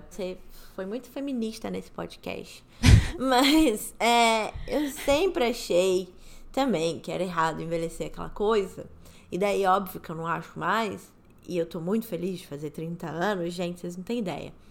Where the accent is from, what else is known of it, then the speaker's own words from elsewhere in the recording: Rio de Janeiro, Brazil; moved away; Eu amo o Rio de Janeiro, nasci no Rio, eu sou nascida e criada no Rio de Janeiro